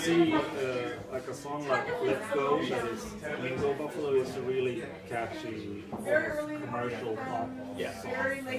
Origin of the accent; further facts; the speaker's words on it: Sweden; Since we're from Sweden